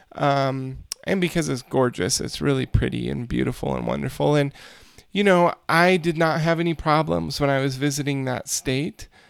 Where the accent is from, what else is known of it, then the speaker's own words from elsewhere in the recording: United States; as an American citizen